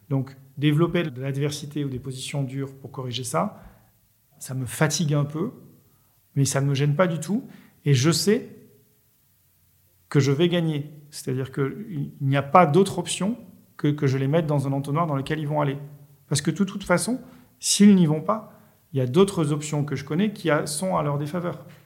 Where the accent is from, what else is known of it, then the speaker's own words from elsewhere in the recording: Marseille, Provence-Alpes-Côte d'Azur, France; bah, moi, en tant que Marseillais, voilà, j'ai telle approche avec un pointu